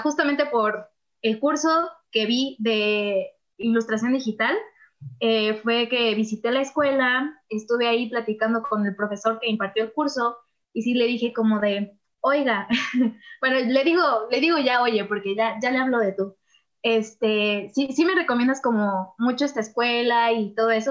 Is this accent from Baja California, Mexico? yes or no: no; Texcoco, State of Mexico, Mexico; Yo no vivo en la Ciudad de México, o sea, yo soy de Texcoco